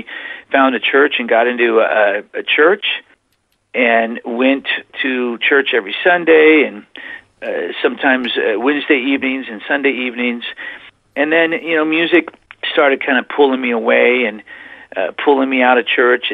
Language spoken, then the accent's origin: English; Whittier, California, United States; moved away as an adult; also born or lived in Oklahoma; now in Plymouth, United States; I was born in Whittier, California, 1963, July, and I was raised primarily in California